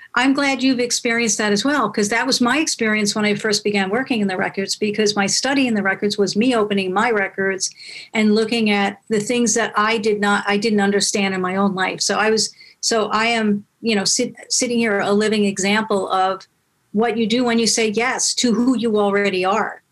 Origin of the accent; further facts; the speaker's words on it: New York, United States; now in California, United States; I'm from New York, but I'm living in, in California now